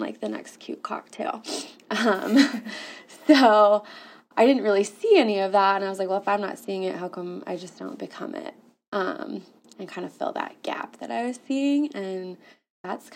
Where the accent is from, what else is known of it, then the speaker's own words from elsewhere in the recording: Iowa, United States; moved away as an adult; now in Indianapolis, United States; I'm not even from Indianapolis. I'm from Iowa. like born and raised there